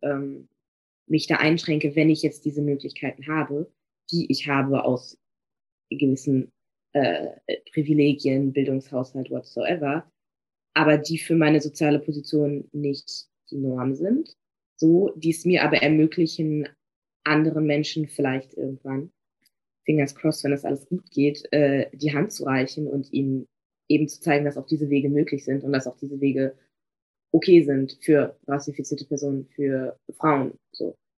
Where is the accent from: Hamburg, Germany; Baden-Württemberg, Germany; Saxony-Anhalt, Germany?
Saxony-Anhalt, Germany; Magdeburg; moved away as an adult; also born or lived in Bremen / Paris; ich komme eigentlich auch gar nicht aus Bremen. Das heißt, ich komme mhm. aus Magdeburg.